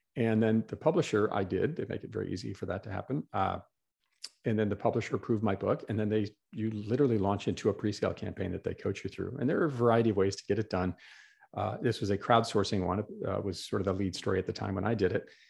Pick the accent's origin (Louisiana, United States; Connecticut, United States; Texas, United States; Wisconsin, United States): Wisconsin, United States; Green Bay; moved away as an adult; also born or lived in New York City; I grew up in Green Bay, Wisconsin